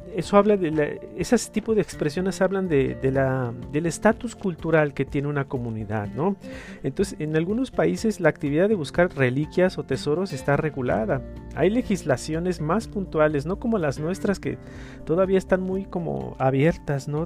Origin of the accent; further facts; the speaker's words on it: Mexico; los mexicanos siempre tenemos